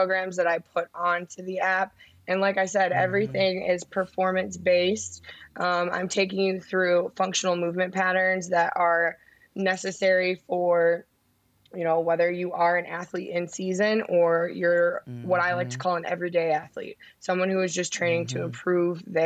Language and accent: English; Chicago, Illinois, United States; I'm from Chicago